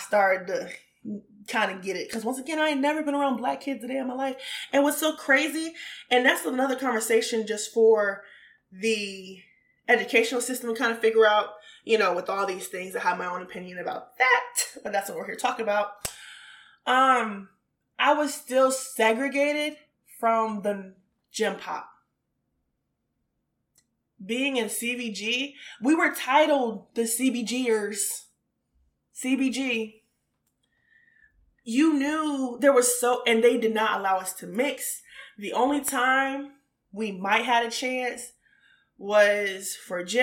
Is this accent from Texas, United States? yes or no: no; Richmond, Virginia, United States; also born or lived in North Carolina / Washington, D.C.; I am originally, like I said, from Richmond